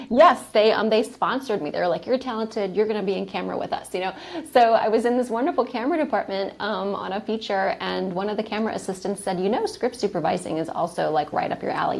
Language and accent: English; New Orleans, Louisiana, United States; also born or lived in Atlanta, Georgia; I am from New Orleans, Louisiana, and that's where I got my film career started